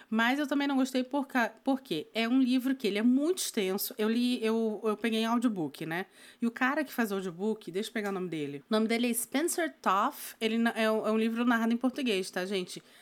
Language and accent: Portuguese; North Region, Brazil; also born or lived in Northeast Region, Brazil; eu sou do norte do Brasil, morei no Nordeste um tempo.